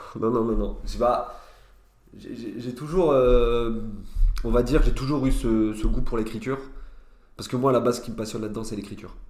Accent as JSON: {"language": "French", "town": "Nancy", "region": "Grand Est", "country": "France", "tie": "born or raised there", "moved": "as an adult", "lives_now": "Paris, France", "said": "j'ai grandi à Nancy et je suis parti en gros il y a deux ans à Paris"}